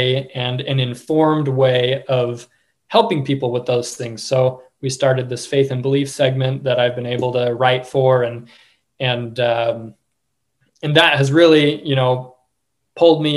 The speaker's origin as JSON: {"language": "English", "region": "Oregon", "country": "United States", "tie": "born or raised there", "said": "I grew up in Oregon"}